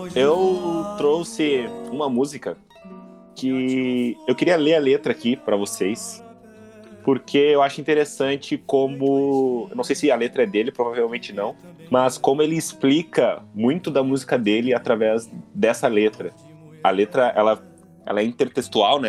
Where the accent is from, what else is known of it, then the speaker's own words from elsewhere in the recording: Canoas, Rio Grande do Sul, Brazil; Como eu sou de Canoas, eu tinha que, eu tinha que ir lá no Bom Conselho para fazer o vestibular da URGS